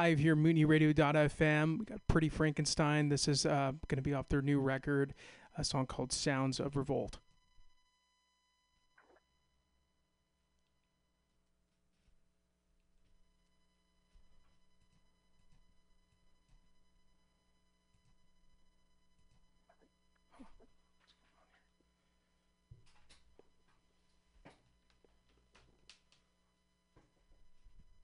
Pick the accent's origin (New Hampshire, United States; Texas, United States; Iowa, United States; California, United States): California, United States; Castro Valley; I'm an East Bay native myself